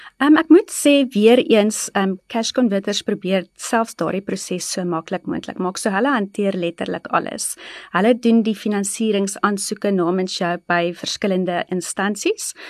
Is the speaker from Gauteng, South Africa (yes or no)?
yes; East Rand, Gauteng, South Africa; ek is gebore in die Oosrand, altyd in die Oosrand gebly en daar grootgeword.